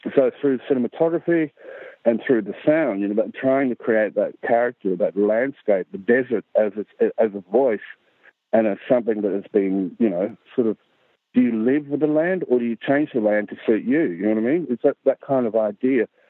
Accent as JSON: {"language": "English", "region": "Central Australia", "country": "Australia", "tie": "born or raised there", "said": "Aboriginal from Central Australia"}